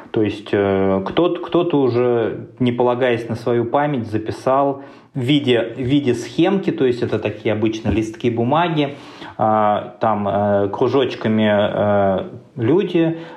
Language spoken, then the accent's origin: Russian; Ufa, Bashkortostan, Russia; Сам я родился и вырос в Уфе, в Башкирии.